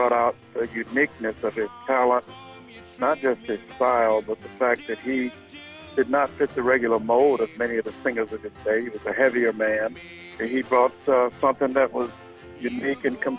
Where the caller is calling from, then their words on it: Tampa, Florida, United States; I'm calling from Tampa Bay area.